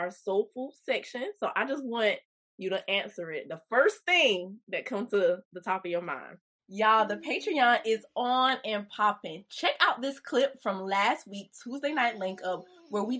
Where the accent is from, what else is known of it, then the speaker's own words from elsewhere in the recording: Kingstree, South Carolina, United States; I'm from King Street, South Carolina, the country